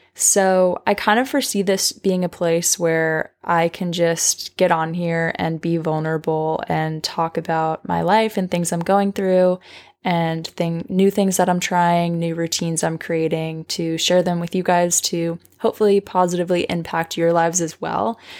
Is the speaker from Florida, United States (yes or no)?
no; Long Island, New York, United States; moved away as an adult; now in Nashville, United States; I'm originally from Long Island, New York